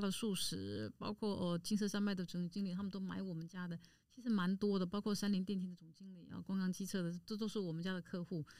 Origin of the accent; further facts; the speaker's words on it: Taipei, Taiwan; 因为我就来自迪化街嘛。当然我娘家本身就是在迪化街从事香菇跟坚果的大盘批发商，我们已经做了七十年了